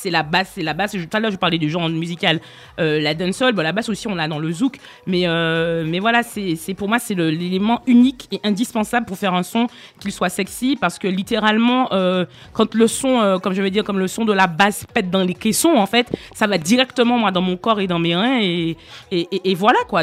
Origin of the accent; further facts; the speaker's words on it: Martinique; now in France; quand j'étais enfant en Martinique